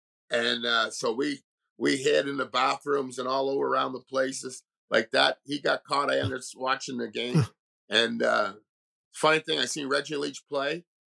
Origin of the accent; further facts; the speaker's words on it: Montreal, Quebec, Canada; growing up in Montreal, and like I said, living in multicultural